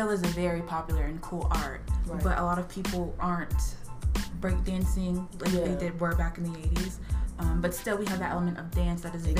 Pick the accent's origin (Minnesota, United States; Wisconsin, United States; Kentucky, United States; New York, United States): Kentucky, United States; I'm here from Kentucky